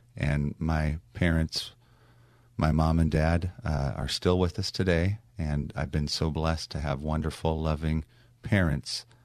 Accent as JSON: {"language": "English", "town": "Long Beach", "region": "California", "country": "United States", "tie": "born or raised there", "said": "my hometown of Long Beach"}